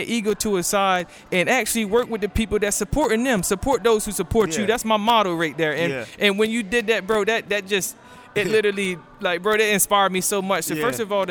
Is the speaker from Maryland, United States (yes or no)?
yes; Cambridge, Maryland, United States; now in Charlotte, United States; I'm from Cambridge, Maryland, and the lingo that we have, the accent that I have, actually, I brought that here